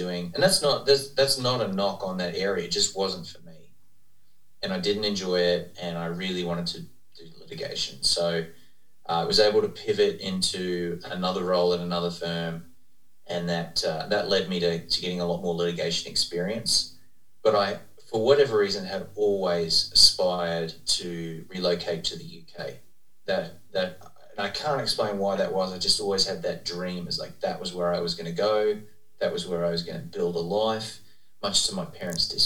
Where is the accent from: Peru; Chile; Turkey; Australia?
Australia; moved away as an adult; also born or lived in United Kingdom / Texas, United States; now in Dallas, United States; I'm from Australia originally